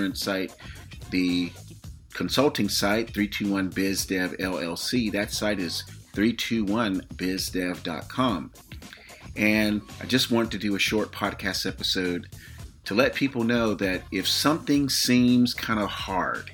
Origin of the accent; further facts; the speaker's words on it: Florida, United States; now in California, United States; the state of Florida, my hometown